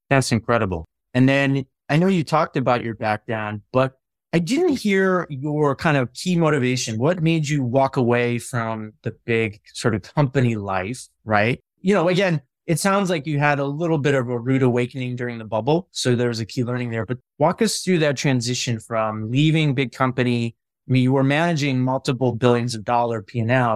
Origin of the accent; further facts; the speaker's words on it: Midwest, United States; I grew up in the Midwest